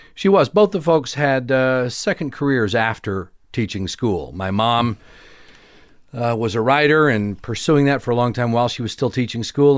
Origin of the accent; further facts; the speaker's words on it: Durant, Oklahoma, United States; moved away; also born or lived in Tulsa, Oklahoma; I was born in Tulsa and grew up in, uh, Durant, Oklahoma, a small town in southeastern Oklahoma.